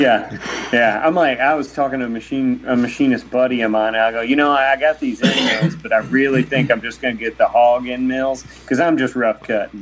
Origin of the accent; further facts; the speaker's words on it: Kentucky, United States; I grew up in Kentucky